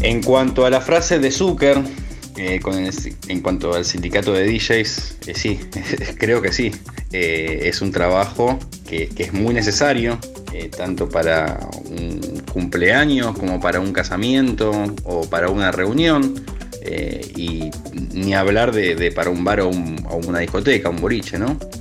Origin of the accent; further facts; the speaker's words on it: Argentina; also born or lived in Ecuador; Nací allá y vivo acá desde los tres meses de edad, o sea, me considero argentino